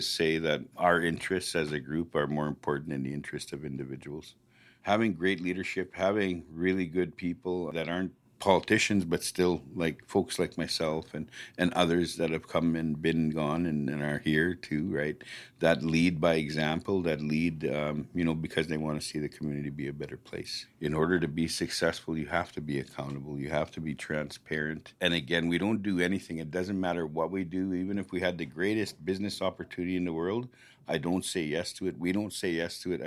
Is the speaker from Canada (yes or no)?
yes; Flying Dust First Nation, Saskatchewan, Canada; I grew up on Flying Dust.